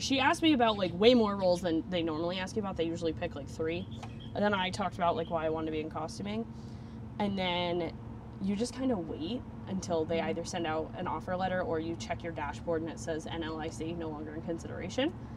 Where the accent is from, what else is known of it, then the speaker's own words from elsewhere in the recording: Vermont, United States; moved away as an adult; now in Florida, United States; I'm from Vermont, and Vermont is beautiful, but in the 22 years I lived there